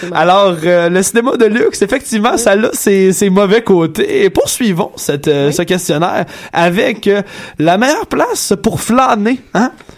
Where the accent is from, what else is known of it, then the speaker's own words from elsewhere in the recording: Quebec, Canada; moved away; on vient tous de Grimby